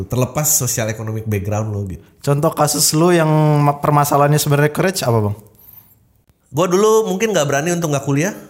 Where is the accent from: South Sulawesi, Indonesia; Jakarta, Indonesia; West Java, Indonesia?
Jakarta, Indonesia; South Jakarta; karena gue lahir dan besar di Jakarta Selatan